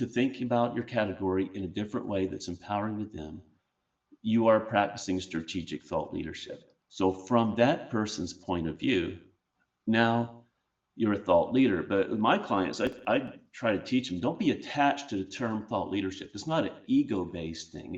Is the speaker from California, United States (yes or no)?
no; Charleston, South Carolina, United States; my hometown of Charleston, South Carolina